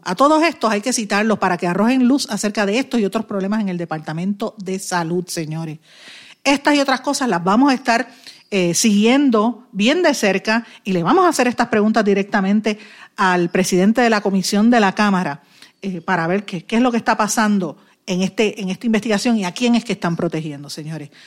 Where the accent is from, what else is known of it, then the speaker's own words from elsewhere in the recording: Puerto Rico; aquí somos puertorriqueños